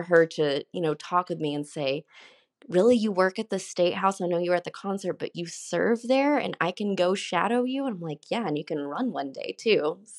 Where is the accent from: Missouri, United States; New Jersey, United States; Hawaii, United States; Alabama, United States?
Alabama, United States; So very similar to me growing up in Alabama, and so she doesn't see many people who look like her.